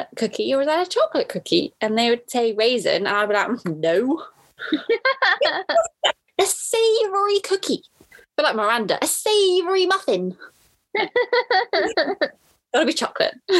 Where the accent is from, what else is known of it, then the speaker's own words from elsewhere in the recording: Cirencester, South West England, United Kingdom; also born or lived in Cheltenham; Cirencester, can I say my hometown?